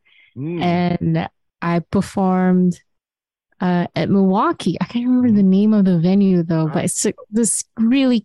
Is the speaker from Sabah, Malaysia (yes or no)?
no; Kuala Lumpur, Malaysia; moved away as an adult; So I was just like this girl from Kuala Lumpur, Malaysia, and where it's like, you know, tropical.